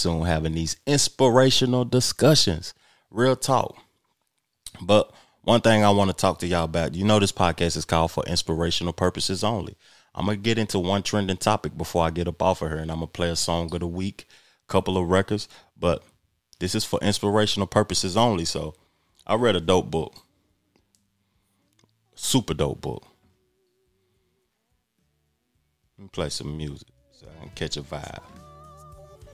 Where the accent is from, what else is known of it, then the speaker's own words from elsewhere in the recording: United States; I'm American